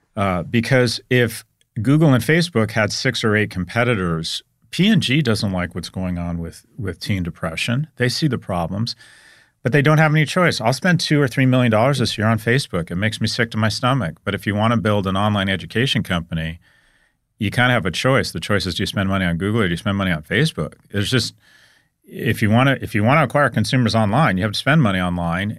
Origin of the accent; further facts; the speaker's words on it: United States; I'm an American